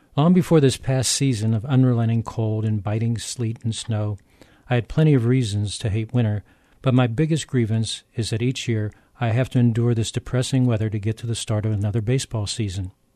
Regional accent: Pittsburgh, Pennsylvania, United States; also born or lived in Edinboro, Pennsylvania; Growing up in Pittsburgh, I'm no stranger to harsh winters

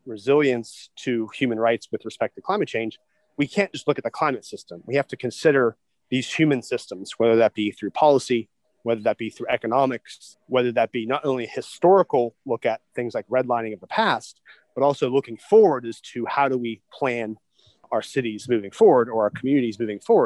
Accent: Southwest Pennsylvania, United States; I'm from Southwest Pennsylvania

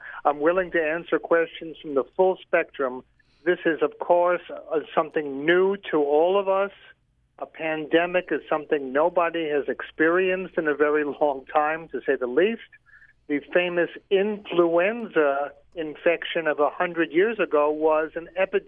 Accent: New York City, New York, United States; I'm from Brooklyn

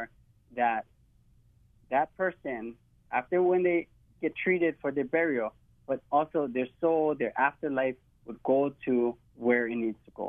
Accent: Hawaii, United States; true to who I am as a Hawaiian

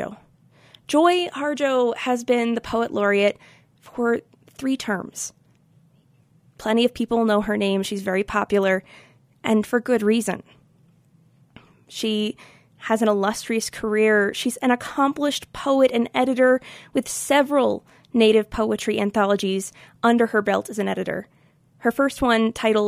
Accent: Rocky Mountains, United States; growing up in the Rocky Mountains of the United States

